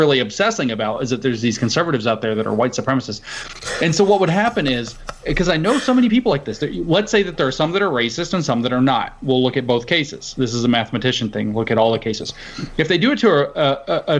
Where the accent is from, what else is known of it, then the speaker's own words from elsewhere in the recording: the South, United States; I grew up in the South